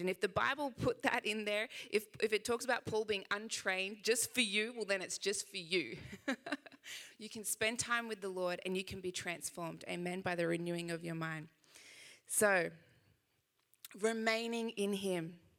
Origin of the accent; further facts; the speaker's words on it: Sydney, New South Wales, Australia; I know I do have a little bit of an accent, just a little bit. Uh, I am from Sydney, Australia